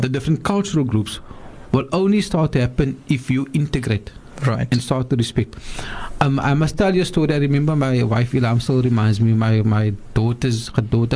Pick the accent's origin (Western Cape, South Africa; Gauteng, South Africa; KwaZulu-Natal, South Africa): KwaZulu-Natal, South Africa; Utrecht; I grew up in Utrecht